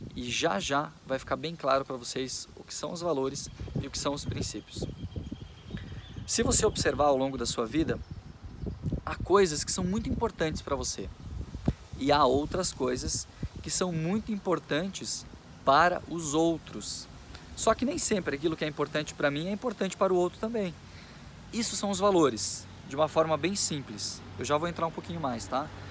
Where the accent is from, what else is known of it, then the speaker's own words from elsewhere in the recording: Machadinho, Rio Grande do Sul, Brazil; eu nasci aqui na cidade de Machadinho, Rio Grande do Sul. Sou gaúcho